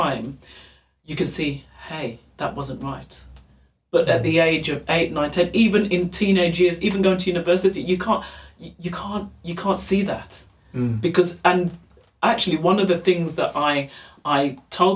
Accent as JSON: {"language": "English", "region": "England", "country": "United Kingdom", "also_born_or_lived": "Germany", "moved": "yes"}